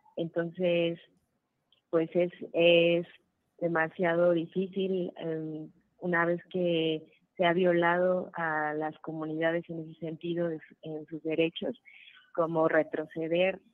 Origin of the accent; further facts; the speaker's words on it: Puebla, Mexico; somos integrantes del Frente de Pueblos en Defensa de la Tierra y el Agua, de Morelos, Puebla y Tlaxcala, en mi caso de Puebla